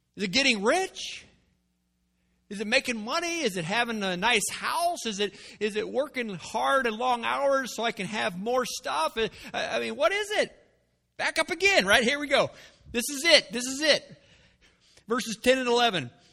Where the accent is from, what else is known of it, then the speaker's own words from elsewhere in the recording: United States; I was born in America. I've been raised in America